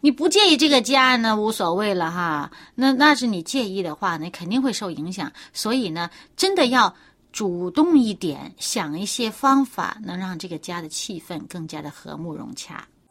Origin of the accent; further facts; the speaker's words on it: China; 我们中国人